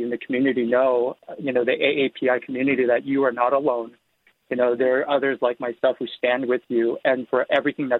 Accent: San Francisco, California, United States; as a Korean American, born and raised in San Francisco.

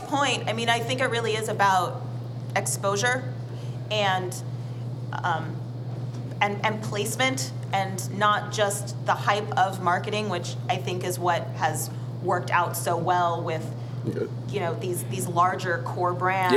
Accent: Middlebury, Vermont, United States; I'm from a little white town called Middlebury, Vermont

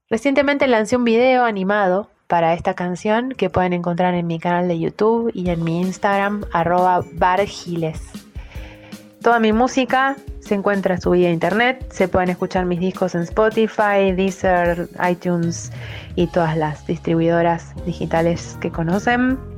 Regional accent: Argentina; Soy música, solista, argentina, docente, madre, artista independiente

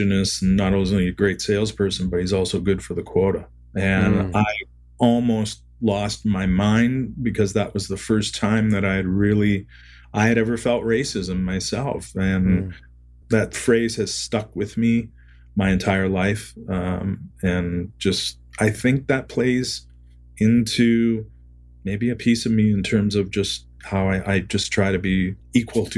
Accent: Niagara-on-the-Lake, Ontario, Canada; I grew up in Niagara-on-the-Lake

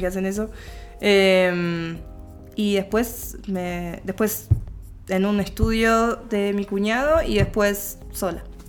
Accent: Neuquén, Argentina; now in Buenos Aires, Argentina; yo soy de Neuquén

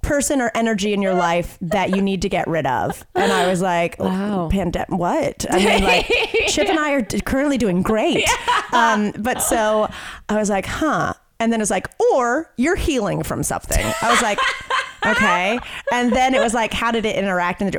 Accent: Western North Carolina, United States; I grew up in Western North Carolina

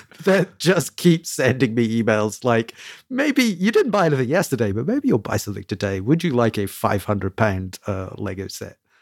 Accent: United Kingdom; I'm a Brit

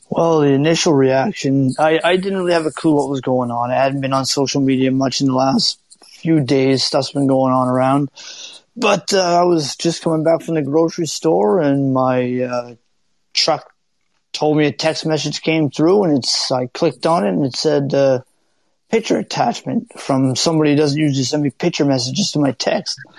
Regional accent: East Coast, United States; because I'm from the East

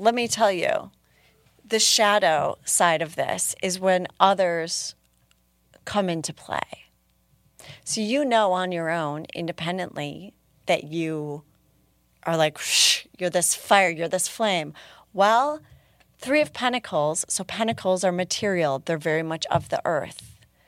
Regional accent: Minneapolis, Minnesota, United States; my hometown

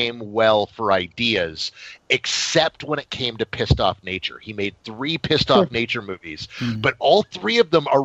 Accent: San Antonio, Texas, United States; where I was born and raised

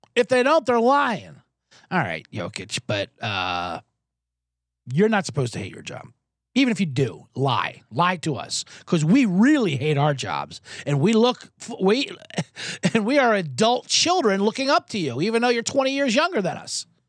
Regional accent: Jacksonville, Florida, United States; I'm from Jacksonville

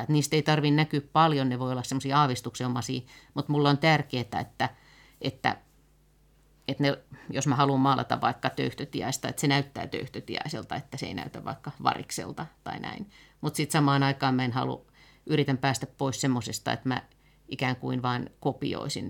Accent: Helsinki, Uusimaa, Finland; mä oon ihan lapsena asunut Pakilassa ja sitten tota, kouluja käynyt pitkälti tuolla Munkkiniemessä

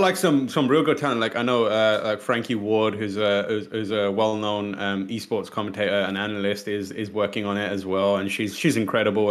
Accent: United Kingdom; British people

